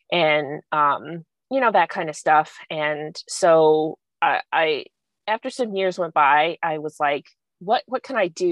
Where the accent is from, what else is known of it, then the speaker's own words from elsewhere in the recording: Kennesaw, Georgia, United States; moved away as an adult; also born or lived in New Orleans, Louisiana; now in Mobile, United States; I grew up in Georgia, in Kennesaw, which is about 20 miles north of Atlanta